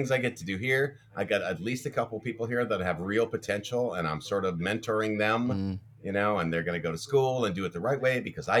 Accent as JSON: {"language": "English", "town": "Ferndale", "region": "Washington", "country": "United States", "tie": "born or raised there", "also_born_or_lived": "Los Angeles", "moved": "yes", "said": "But I'm from a small town. I grew up in Ferndale, Washington, and that had like 4,400 people"}